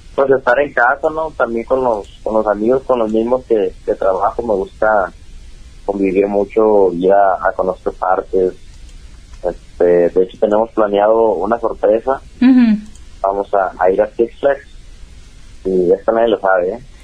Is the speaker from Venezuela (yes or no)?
no; Mexico; acá ando en, en México, mi tierra